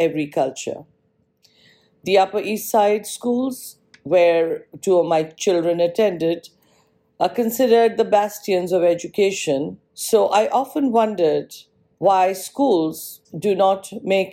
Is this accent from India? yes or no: yes; Punjab, India; also born or lived in Mumbai, Maharashtra; now in New York, United States; I was born in Mumbai, Maharashtra, and moved at a very young age to the northern part of India